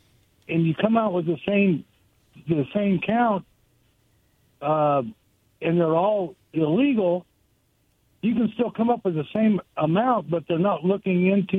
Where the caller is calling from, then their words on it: Goldendale, Washington, United States; Hey, guys. … from Goldendale.